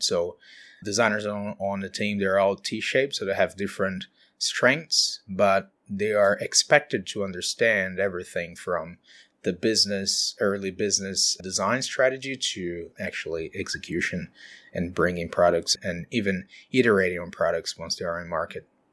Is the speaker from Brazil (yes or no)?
yes; countryside of São Paulo, Brazil; moved away as an adult; now in Auckland, New Zealand; I'm from Brazil, so we're the, the city on the countryside of São Paulo